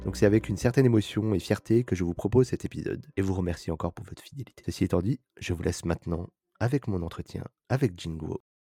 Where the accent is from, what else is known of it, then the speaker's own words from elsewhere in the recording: France; les Français natifs